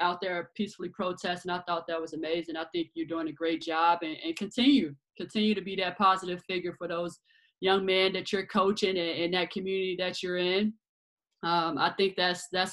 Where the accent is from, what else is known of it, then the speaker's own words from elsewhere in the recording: Chicago, Illinois, United States; born and raised in Chicago